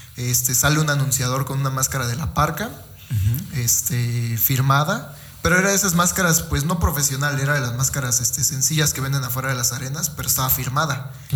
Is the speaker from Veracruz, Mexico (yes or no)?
yes; Fortín, Veracruz, Mexico; venimos de Fortín